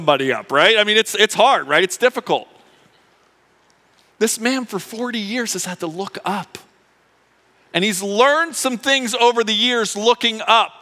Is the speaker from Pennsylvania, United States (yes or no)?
yes; Philadelphia, Pennsylvania, United States; I grew up in Philadelphia